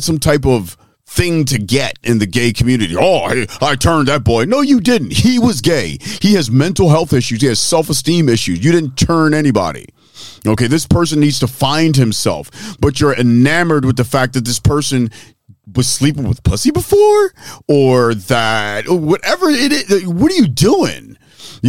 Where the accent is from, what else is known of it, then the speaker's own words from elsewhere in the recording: Philadelphia, Pennsylvania, United States; I'm from West Philly